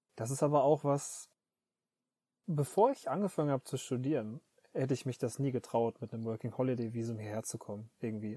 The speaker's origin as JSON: {"language": "German", "region": "North Rhine-Westphalia", "country": "Germany", "tie": "born or raised there", "moved": "as an adult", "lives_now": "Tokyo, Japan", "said": "aus meiner Heimatstadt äh, fünf, nee, zehn Minuten Zugfahrt nach Dortmund rein"}